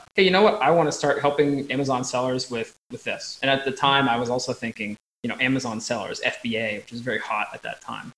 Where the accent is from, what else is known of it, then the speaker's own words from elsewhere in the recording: Eastern United States, United States; moved away as an adult; now in Montpellier, France; I'm from Eastern United States and live currently in Southern France, where I'm talking to you from here in sunny Montpellier